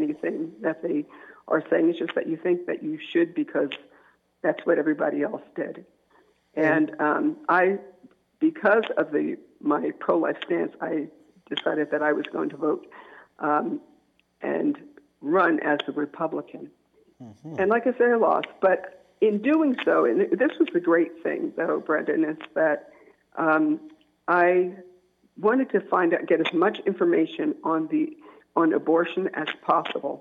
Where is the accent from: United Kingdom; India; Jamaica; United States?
United States; New Jersey; moved away as an adult; now in Maryland, United States; when I moved from New Jersey, because I'm originally from New Jersey, I'm a Jersey girl at heart, I moved to Maryland